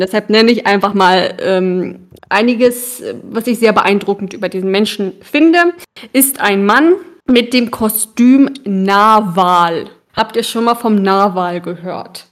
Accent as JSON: {"language": "German", "region": "Bremen", "country": "Germany", "tie": "born or raised there", "said": "Als Kinder in Bremen in dieser Eishalle"}